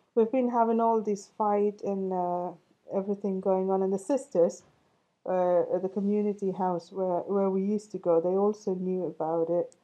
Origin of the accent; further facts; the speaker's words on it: Chennai, Tamil Nadu, India; I'm an Indian. Yeah, I was born in uh, a city called Chennai.